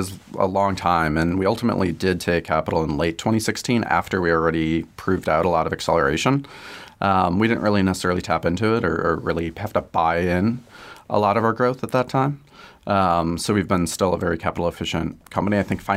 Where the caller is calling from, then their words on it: Chicago, Illinois, United States; From Chicago today. So we're primarily headquartered in Chicago, but distributed kind of all over the place.